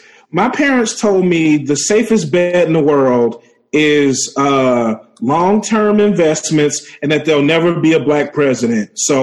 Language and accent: English; Louisiana, United States; I'm from Louisiana, and everything north of the Mason-Dixon line is pussy to us.